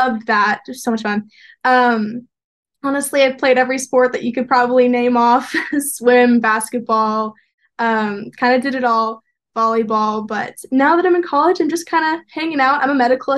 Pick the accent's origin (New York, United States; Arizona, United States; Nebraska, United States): Arizona, United States; Peoria; moved away as an adult; now in Provo, United States; I grew up in Peoria, Arizona